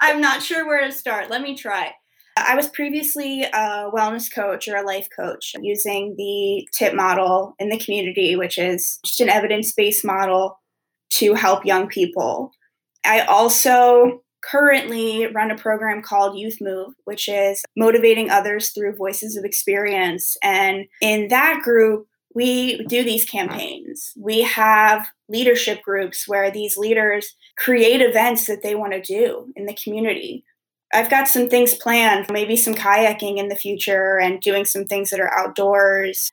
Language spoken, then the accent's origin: English; Wilmington, Delaware, United States; I'm from Wilmington, Delaware